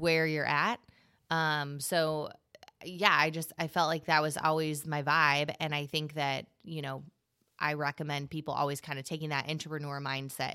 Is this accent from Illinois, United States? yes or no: yes; Gillespie, Illinois, United States; I'm from Gillespie, Illinois.